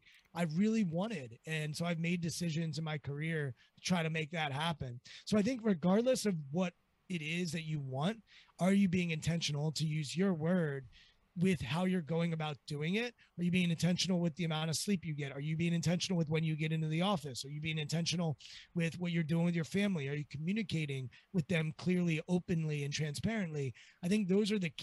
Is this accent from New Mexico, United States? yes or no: no; Washington, District of Columbia, United States; I'm from Washington, D.C.